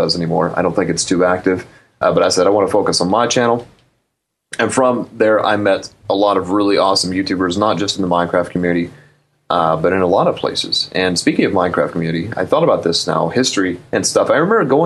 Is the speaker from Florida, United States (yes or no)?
no; Arkansas, United States; also born or lived in Dallas, Texas; Born and raised in Arkansas with a father who loves old stuff like